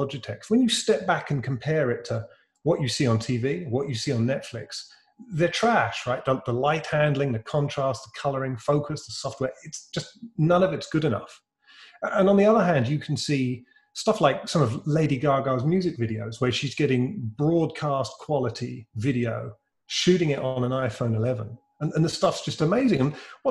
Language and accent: English; United Kingdom; accent: British; Reincubate's a British software company. That's my peculiar accent.